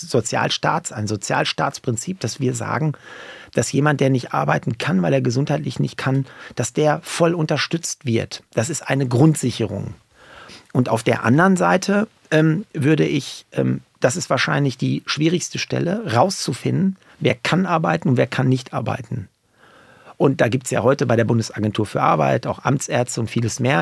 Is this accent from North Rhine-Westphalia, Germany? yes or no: yes; Paderborn, North Rhine-Westphalia, Germany; meiner Heimat Paderborn